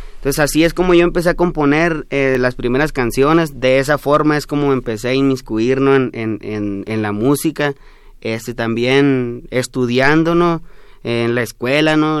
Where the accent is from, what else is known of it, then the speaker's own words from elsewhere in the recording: Mayo region, Sonora, Mexico; first language Yoreme Mayo; Spanish is a second language; acá estamos eh, saliendo apenas de la región del Mayo, hablamos una lengua que se llama Lloreme Mayo